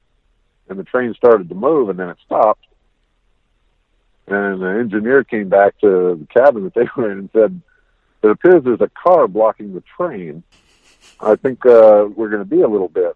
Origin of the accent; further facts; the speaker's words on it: Las Vegas, Nevada, United States; when we were growing up in Vegas, it was a small town